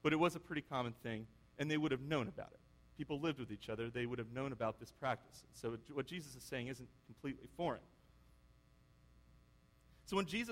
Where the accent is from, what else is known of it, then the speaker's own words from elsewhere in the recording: United States; I'm an American father